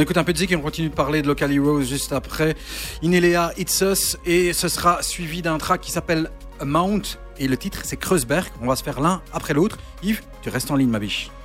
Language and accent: French; Charleroi, Wallonia, Belgium; je viens de Charleroi comme vous deux